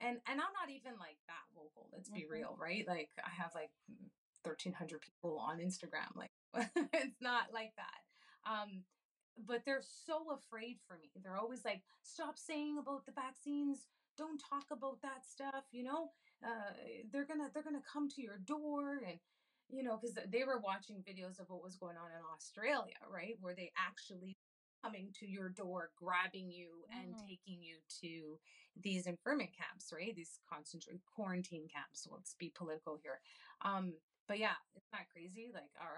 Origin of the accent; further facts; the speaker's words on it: Canada; now in United States; I also immigrated to this country. I'm from Canada